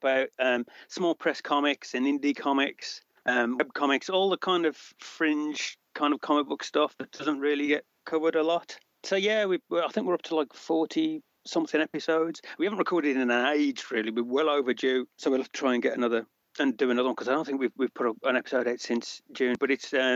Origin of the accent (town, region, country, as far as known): Birmingham, West Midlands, United Kingdom; accent: Brummie